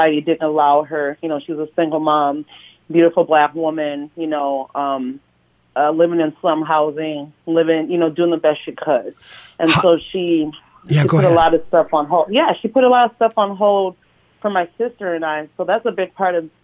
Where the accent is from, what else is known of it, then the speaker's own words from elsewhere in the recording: Minneapolis, Minnesota, United States; I grew up in North Minneapolis, okay. Born and raised